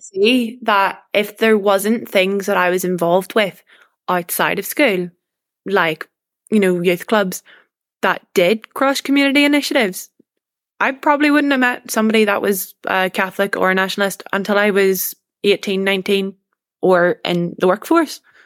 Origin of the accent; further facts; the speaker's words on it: Portadown, Northern Ireland, United Kingdom; moved away as an adult; now in Glasgow, United Kingdom; my hometown of, you know, Portadown